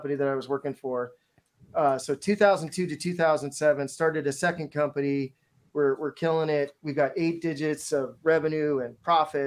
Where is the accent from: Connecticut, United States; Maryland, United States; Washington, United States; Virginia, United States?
Washington, United States; Seattle; I'm from Seattle